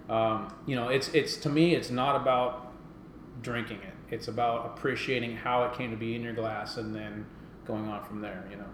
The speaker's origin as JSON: {"language": "English", "region": "West Coast", "country": "United States", "moved": "yes", "said": "I'm originally from the West Coast"}